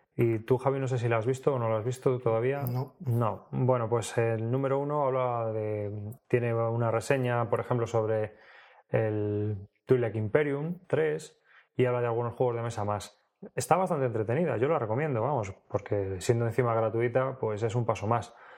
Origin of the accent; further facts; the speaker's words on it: Leganés, Community of Madrid, Spain; now in Alcalá de Henares, Spain; yo he vivido toda la vida en Leganés hasta que me fui a vivir a Alcalá de Henares